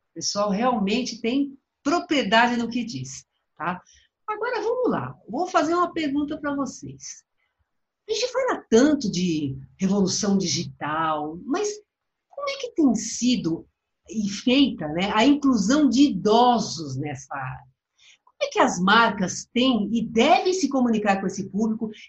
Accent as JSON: {"language": "Portuguese", "town": "Cascavel", "region": "Paraná", "country": "Brazil", "lives_now": "Curitiba, Brazil", "said": "Sou de Cascavel, aqui no Paraná."}